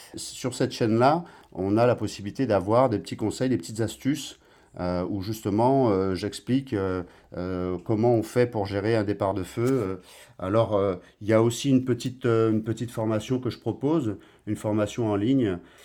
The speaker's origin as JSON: {"language": "French", "country": "Guadeloupe", "tie": "born or raised there", "moved": "yes", "lives_now": "Martinique", "said": "je suis guadeloupéen de naissance"}